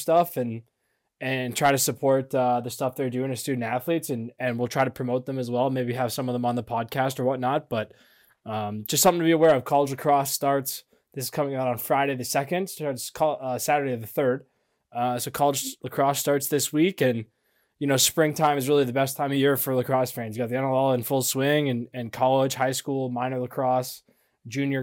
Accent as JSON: {"language": "English", "country": "Canada", "said": "we're Canadian"}